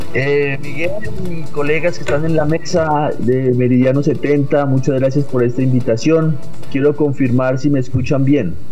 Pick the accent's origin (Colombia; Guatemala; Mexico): Colombia; Bogotá; also born or lived in Villavicencio; nací en Villavicencio, realmente, digámoslo, pero me crié en Bogotá desde muy pequeño